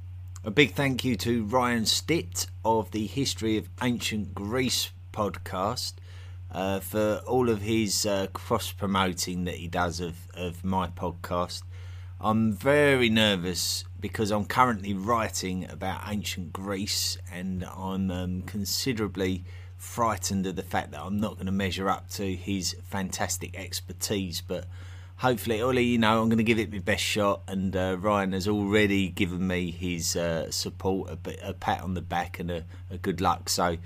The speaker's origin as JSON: {"language": "English", "region": "East of England", "country": "United Kingdom", "accent": "Essex", "said": "My Essex accent is extremely vulgar in real life, and I didn't realise how vulgar it was until I started speaking to various English speakers around the world"}